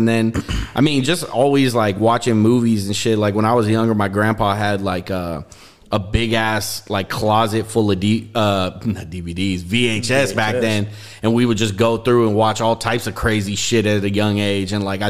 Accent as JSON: {"language": "English", "town": "Richmond", "region": "California", "country": "United States", "tie": "born or raised there", "also_born_or_lived": "Berkeley, California", "said": "I'm from Richmond. Really? Yeah, I was born in Berkeley, so I'm from 27th and Andrade."}